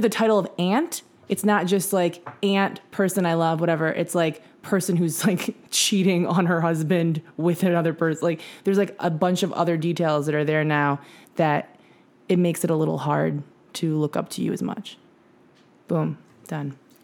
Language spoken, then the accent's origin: English; Michigan, United States; we're from Michigan